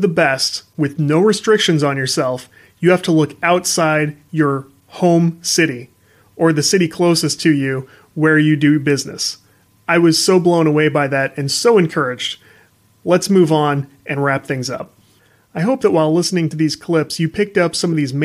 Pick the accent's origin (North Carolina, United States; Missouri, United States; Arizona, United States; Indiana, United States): Missouri, United States; St. Louis; I'm from the St. Louis area. There's not a booming game industry market here